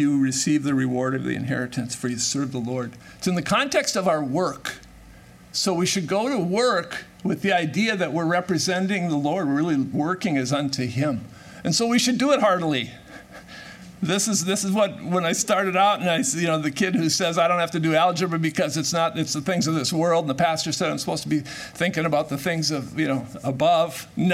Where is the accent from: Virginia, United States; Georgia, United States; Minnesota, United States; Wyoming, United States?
Minnesota, United States; I'm born and raised in Minnesota